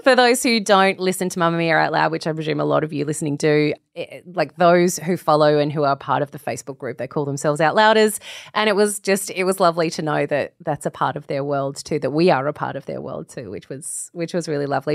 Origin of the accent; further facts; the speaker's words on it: Australia; As an Australian